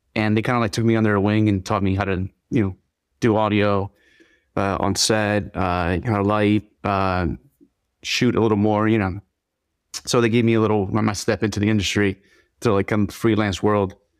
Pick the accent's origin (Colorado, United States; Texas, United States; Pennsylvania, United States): Pennsylvania, United States; Philadelphia; also born or lived in Dominican Republic; I grew up in Philly.